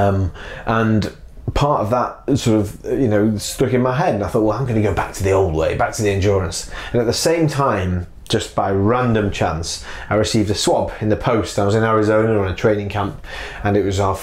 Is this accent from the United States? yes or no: no; Manchester, North West England, United Kingdom; I'm from Manchester